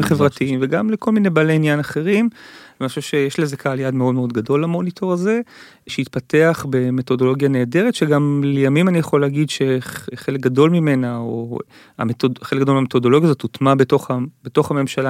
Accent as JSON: {"language": "Hebrew", "town": "Givatayim", "region": "Tel Aviv District", "country": "Israel", "tie": "born or raised there", "said": "כשאני גדלתי בגבעתיים"}